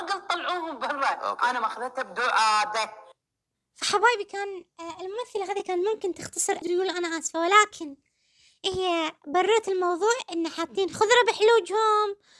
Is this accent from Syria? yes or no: no; Kuwait; كلنا ككويتيين في حب الكويت